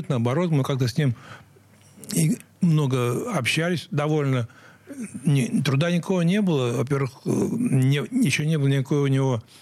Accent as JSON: {"language": "Russian", "region": "Saint Petersburg", "country": "Russia", "tie": "born or raised there", "said": "Самая-самая юность прошла моя э, в Московском районе на улице Алтайской и дом 22, и это была школа, где я учился, средняя школа 429."}